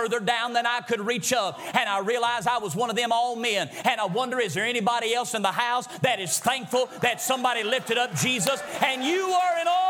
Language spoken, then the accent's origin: English; Greensboro, United States; I'm from Greensboro